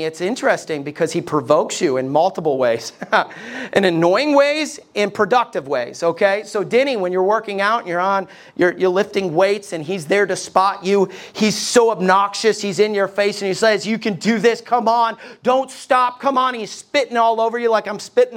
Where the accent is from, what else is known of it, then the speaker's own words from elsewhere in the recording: United States; as American people